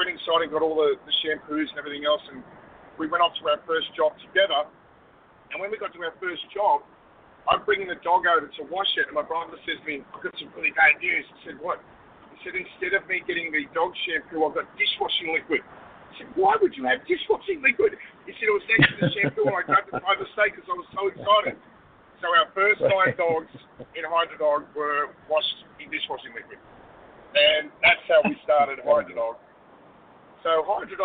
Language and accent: English; Australia; Obviously, I'm from Australia. I'm an Australian